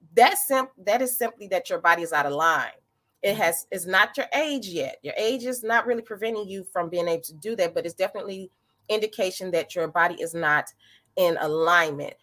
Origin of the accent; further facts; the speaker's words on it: St. Louis, Missouri, United States; I hail from St. Louis, Missouri. I born, raised here